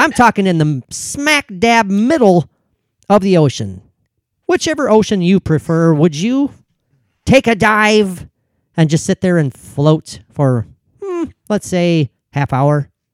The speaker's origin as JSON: {"language": "English", "region": "Minnesota", "country": "United States", "said": "as a Minnesotan"}